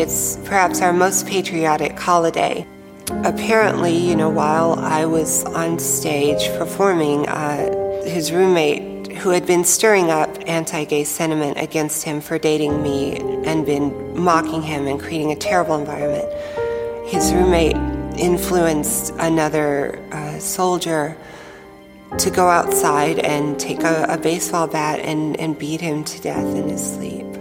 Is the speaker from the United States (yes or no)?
yes; Tennessee, United States; I grew up in the South in the United States in a state called Tennessee